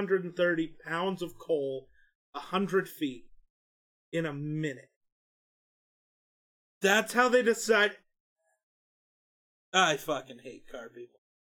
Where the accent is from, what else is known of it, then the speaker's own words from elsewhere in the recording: Wyoming, United States; We're from Wyoming, though.